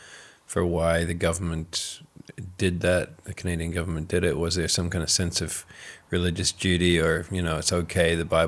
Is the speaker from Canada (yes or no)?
no; New Zealand; now in Ireland; Like, obviously I'm from New Zealand.